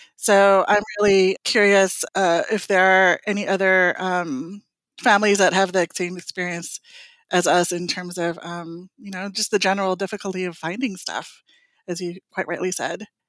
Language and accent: English; California, United States; also born or lived in Philippines; now in Washington, DC, United States; I was born in the Philippines, I was raised in California, and I grew up in a Cebuano speaking household.